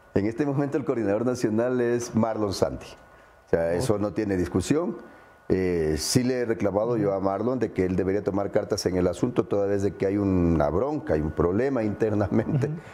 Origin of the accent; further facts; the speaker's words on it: Ecuador; como ecuatoriano